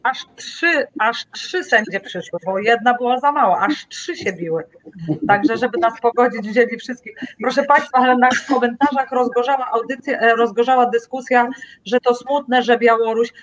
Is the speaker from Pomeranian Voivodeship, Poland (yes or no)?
yes; Tricity, Pomeranian Voivodeship, Poland; Ja jestem z Trójmiasta